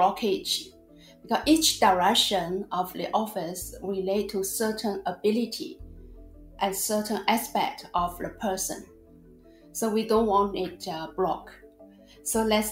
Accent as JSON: {"language": "English", "country": "China", "tie": "born or raised there", "moved": "yes", "lives_now": "Australia", "said": "I was born and raised in China."}